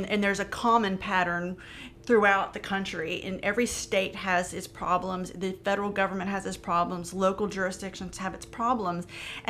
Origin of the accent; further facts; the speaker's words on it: Huntington, West Virginia, United States; I went to a Marshall University in my hometown.